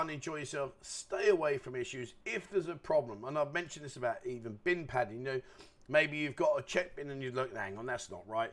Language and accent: English; London, United Kingdom; now in Pattaya, Thailand; I'm from London